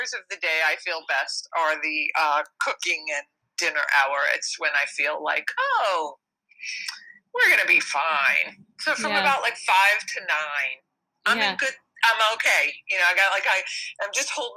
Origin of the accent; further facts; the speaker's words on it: New York, United States; I was born and raised in New York